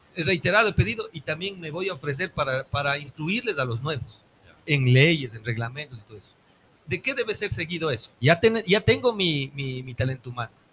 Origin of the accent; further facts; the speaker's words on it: Ambato, Tungurahua, Ecuador; como ambateños, como ecuatorianos